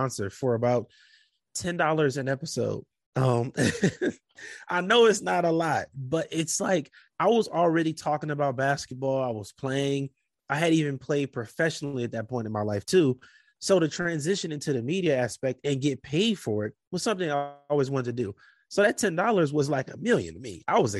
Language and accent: English; Compton, California, United States; moved away as an adult; also born or lived in Portland; I'm from Compton, California. I did not want to go back to that life